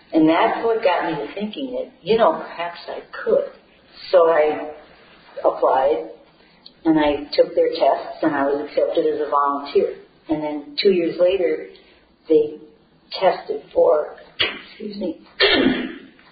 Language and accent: English; Columbia Heights, Minnesota, United States; I was born and raised in Columbia Heights